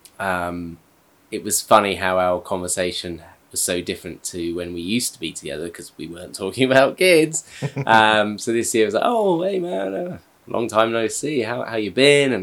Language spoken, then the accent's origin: English; United Kingdom; now in Japan; I'm British